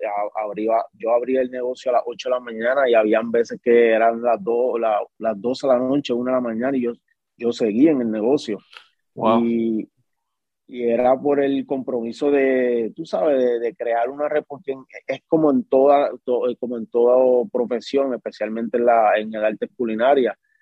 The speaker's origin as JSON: {"language": "Spanish", "town": "Guayama", "country": "Puerto Rico", "tie": "born or raised there", "also_born_or_lived": "Caguas, Puerto Rico", "moved": "as an adult", "said": "Pues soy nacido en Caguas y criado, como quien dice, en, Guayama, pero sí soy de la isla bonita de Puerto Rico"}